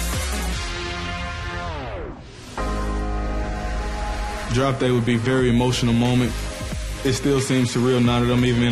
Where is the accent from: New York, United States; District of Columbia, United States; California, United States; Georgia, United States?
Georgia, United States; Marshallville; I'm from Marshallville, Georgia, Macon County. Marshallville, Georgia is a very rural town in southwest Georgia